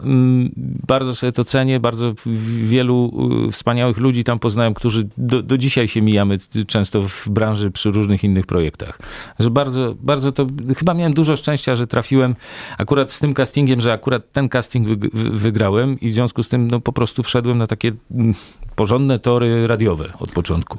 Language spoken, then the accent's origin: Polish; Warsaw, Masovian Voivodeship, Poland; ja się wychowałem w Warszawie